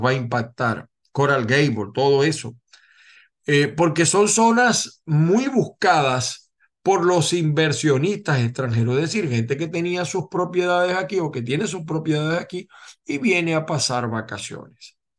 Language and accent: Spanish; Venezuela; now in United States; como abogado venezolano